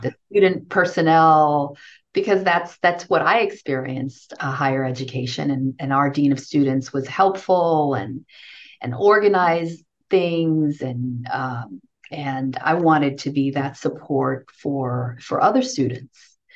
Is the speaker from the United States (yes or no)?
yes; New York City, New York, United States; also born or lived in Haiti; i grew up in new york in brooklyn new york